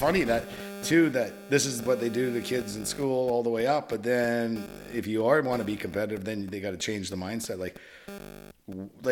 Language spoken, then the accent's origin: English; Canada; being Canadian